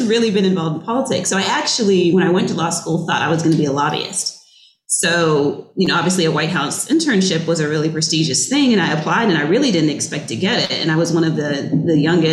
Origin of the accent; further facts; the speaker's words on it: Virginia, United States; I'm from Virginia, so I got to live at home for free, obviously